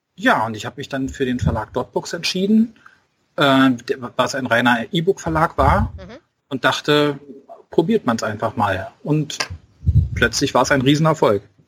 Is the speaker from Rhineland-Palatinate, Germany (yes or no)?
no; Berlin, Germany; accent: Berlin dialect; ich habe selber einen Dialekt und manchmal verfalle ich halt da rein, äh, darin, dass ich irgendwie ja ein bisschen rumberliner